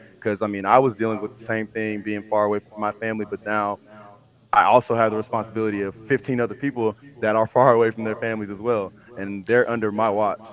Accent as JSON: {"language": "English", "town": "Houston", "region": "Texas", "country": "United States", "tie": "born or raised there", "said": "I'm from Houston, Texas, born and raised."}